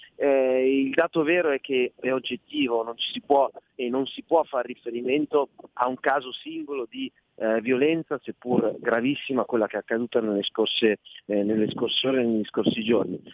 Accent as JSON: {"language": "Italian", "town": "Milan", "region": "Lombardy", "country": "Italy", "said": "da milanesi"}